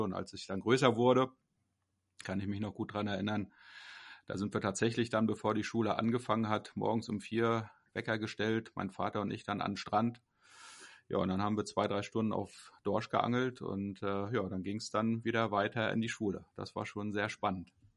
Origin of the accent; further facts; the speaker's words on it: Kühlungsborn, Mecklenburg-Vorpommern, Germany; moved away; ich bin geboren in Kühlungsborn, das äh, größte Ostseebad Mecklenburgs